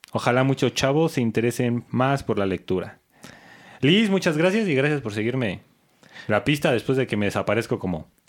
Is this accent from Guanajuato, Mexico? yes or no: no; Mexico City, Mexico; accent: chilango; Porque yo escribo como hablo y hablo como chilango, así que está bien cabrón.